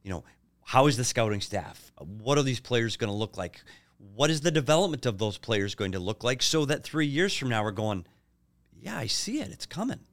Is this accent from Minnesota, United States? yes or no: yes; Minnesota, United States; now in Arizona, United States; I'm still a Minnesota kid, so I'm gonna root for my hometown teams